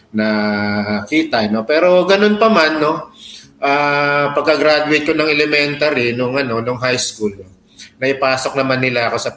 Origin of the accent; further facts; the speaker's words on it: Parañaque, Metro Manila, Philippines; pinanganak, pinanganak at lumaki ko sa ano sa uh, bagong sikat split sa Baclaran, Parañaque City.